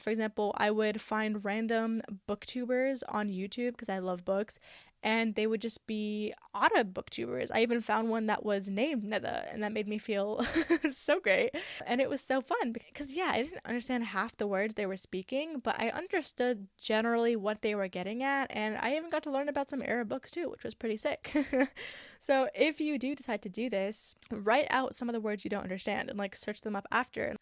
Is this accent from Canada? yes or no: yes; Canada; I love that I have both Egyptian and Syrian cultures. Like, there are two different worlds that come with that, along with being Canadian